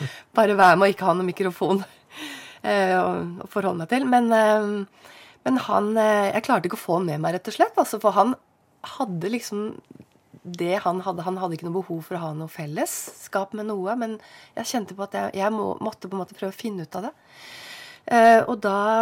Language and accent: Norwegian; Oslo, Norway; moved away as an adult; also born or lived in Lørenskog / Høvåg, Lillesand; now in Lillesand, Norway; født og oppvokst der eh, med mor og far